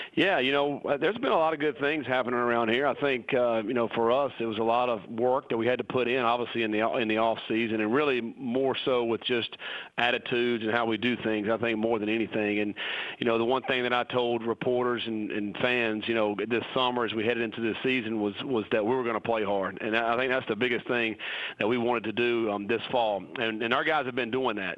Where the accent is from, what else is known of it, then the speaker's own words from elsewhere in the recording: North Carolina, United States; moved away as an adult; that's my home state, and I, I love going back to North Carolina